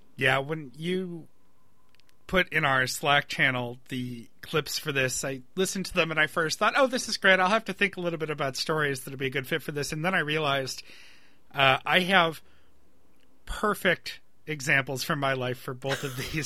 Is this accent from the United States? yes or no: yes; Webster, New York, United States; my hometown of Webster, New York